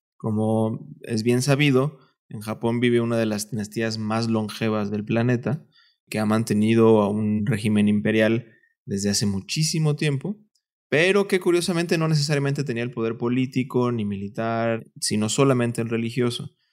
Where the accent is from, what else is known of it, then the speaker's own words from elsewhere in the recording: Veracruz, Mexico; moved away as an adult; also born or lived in Mexico City; Yo soy de Veracruz y cuando vine a estudiar a la Ciudad de México, me quedé con un tío